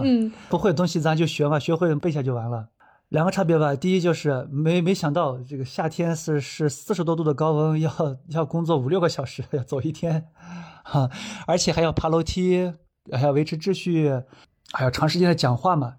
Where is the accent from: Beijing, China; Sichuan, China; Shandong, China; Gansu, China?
Gansu, China; Dunhuang; 是一个土生土长的东华人，在这个做讲解已经七年时间了